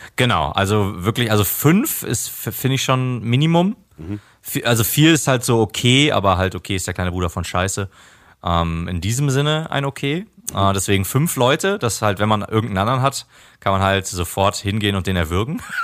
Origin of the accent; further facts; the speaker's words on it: Germany; bei uns in Deutschland